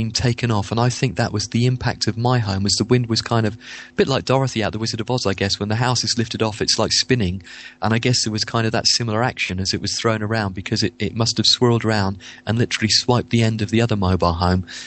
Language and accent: English; Winchester, South East England, United Kingdom; also born or lived in Yeovil; now in Bournemouth, United Kingdom; I grew up in Winchester.